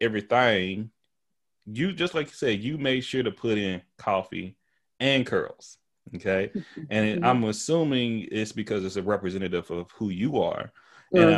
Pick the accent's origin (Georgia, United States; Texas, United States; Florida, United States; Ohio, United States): Texas, United States; Tyler; accent: country; also born or lived in Houston; I'm country. I'm from Texas. I use ain't